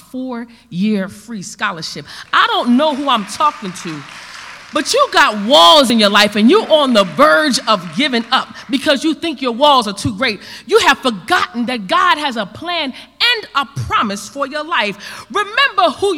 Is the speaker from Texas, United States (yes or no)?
no; New Jersey, United States; also born or lived in New Orleans; I'm from Jersey.